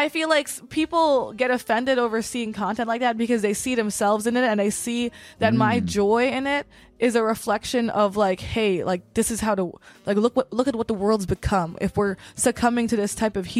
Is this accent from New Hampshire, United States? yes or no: no; Los Angeles, California, United States; I'm from Northeast